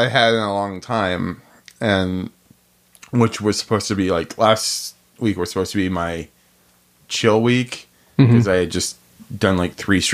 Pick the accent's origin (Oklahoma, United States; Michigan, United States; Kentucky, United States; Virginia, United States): Michigan, United States; Detroit; I'm also from Detroit